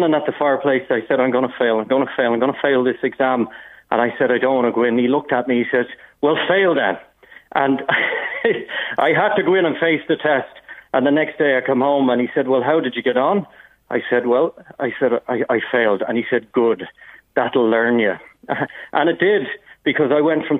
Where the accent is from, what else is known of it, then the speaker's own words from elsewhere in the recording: North County Dublin, Leinster, Ireland; I grew up in North County Dublin